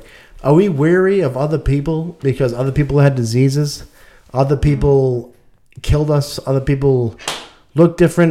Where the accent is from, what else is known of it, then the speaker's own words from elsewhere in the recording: United States; we're all American here.